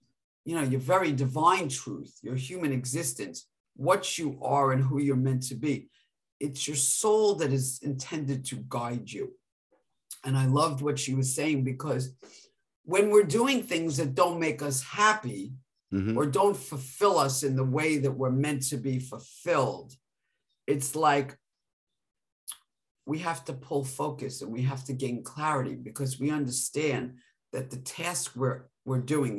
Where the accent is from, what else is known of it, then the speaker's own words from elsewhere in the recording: New York, United States; I'm from New York